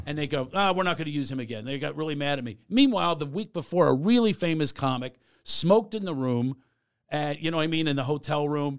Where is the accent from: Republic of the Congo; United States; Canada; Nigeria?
United States; Philadelphia, Pennsylvania; I'm from Mount Airy